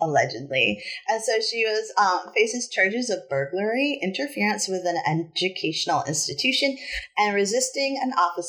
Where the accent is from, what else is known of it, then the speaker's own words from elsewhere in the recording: New England, United States; I'm uptight and from New England.